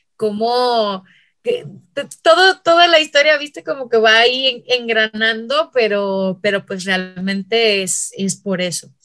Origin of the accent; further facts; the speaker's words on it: Chihuahua, Mexico; accent: northern; moved away; soy de Chihuahua